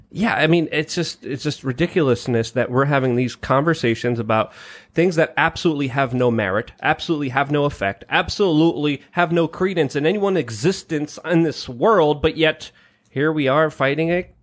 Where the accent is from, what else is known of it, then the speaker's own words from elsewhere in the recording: Poland; moved away; I was born in Poland